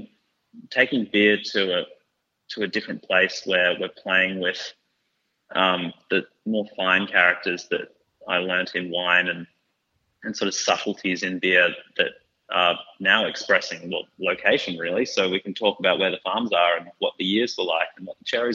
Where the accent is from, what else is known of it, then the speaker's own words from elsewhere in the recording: Victoria, Australia; I grew up here. I basically lived here since 97